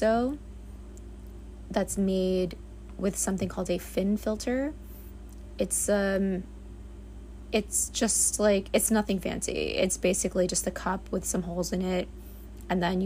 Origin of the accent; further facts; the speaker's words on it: New York City, New York, United States; I was born and raised in the Bronx, New York